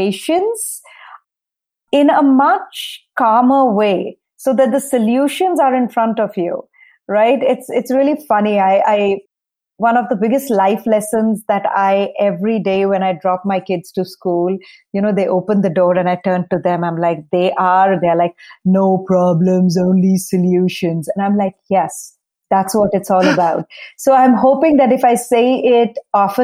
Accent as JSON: {"language": "English", "region": "eastern India", "country": "India", "tie": "born or raised there", "moved": "yes", "lives_now": "Nashville, United States", "said": "growing up in India"}